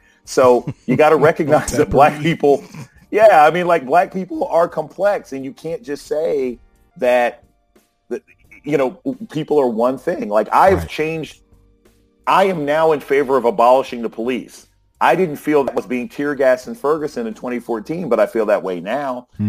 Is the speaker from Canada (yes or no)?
no; Germany; Like, I grew up overseas. I grew up in Germany. I saw flatbed trucks with missiles on them that would be sort of carried past our elementary school on base. I grew up on a military base.